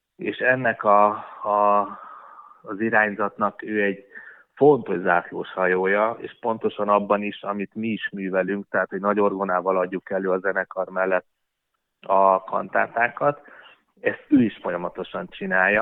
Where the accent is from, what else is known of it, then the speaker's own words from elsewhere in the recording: Hungary; mi magyarok vagyunk és imádjuk a hazánkat